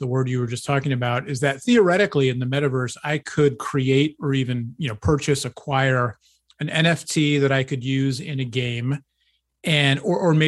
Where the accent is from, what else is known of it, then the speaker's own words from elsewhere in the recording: East Coast, United States; I grew up on the East Coast